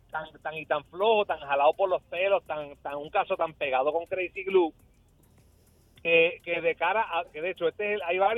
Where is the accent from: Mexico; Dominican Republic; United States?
United States; New York; me crié en Nueva York en los años 70